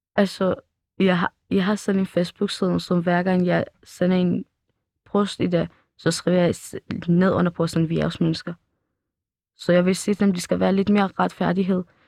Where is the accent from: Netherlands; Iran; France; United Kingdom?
Iran; Danish is a second language; now in Denmark; vi er også fra Iran